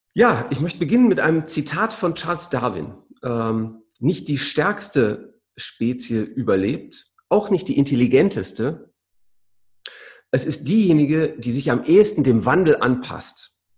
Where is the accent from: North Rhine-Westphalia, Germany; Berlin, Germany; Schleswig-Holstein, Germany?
North Rhine-Westphalia, Germany; Essen; du bist ein Kind des Reviers, Essener, wie ich